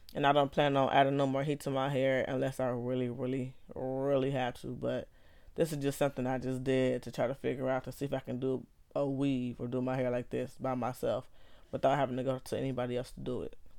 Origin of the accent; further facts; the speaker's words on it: Los Angeles, California, United States; I grew up in Los Angeles, California